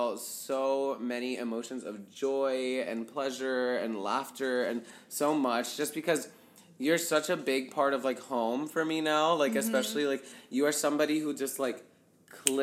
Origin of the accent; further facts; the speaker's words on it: United States; as a brown boy, you just, like, experience things, like, growing up in America